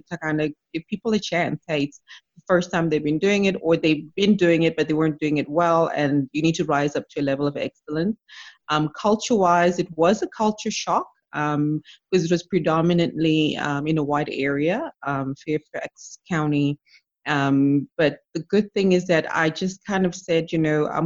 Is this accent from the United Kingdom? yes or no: no; Zimbabwe; moved away; I'm from Zimbabwe